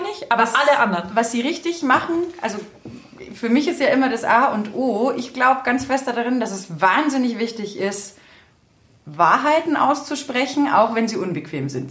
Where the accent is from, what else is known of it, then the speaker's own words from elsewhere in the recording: Berchtesgadener Land, Bavaria, Germany; ich stamme ja aus dem Berchtesgadener Land